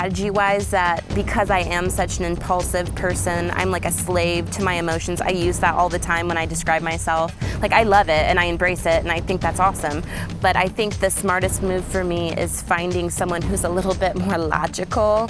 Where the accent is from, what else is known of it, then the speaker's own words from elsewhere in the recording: Kokomo, Indiana, United States; I'm from Kokomo, Indiana